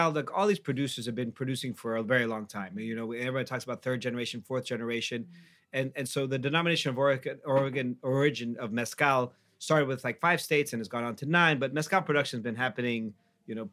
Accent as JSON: {"language": "English", "region": "Mexico City", "country": "Mexico", "said": "we're all from Mexico City"}